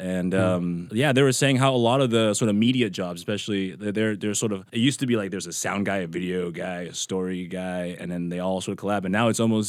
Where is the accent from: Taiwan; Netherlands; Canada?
Taiwan; now in Seattle, United States